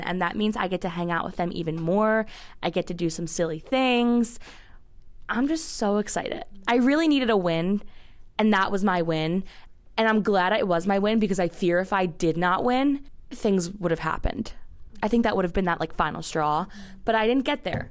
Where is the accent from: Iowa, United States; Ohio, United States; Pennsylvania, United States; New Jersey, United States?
Pennsylvania, United States; Philadelphia; moved away as an adult; now in Pittsburgh, United States; I am a junior at Pitt, but I am from Philly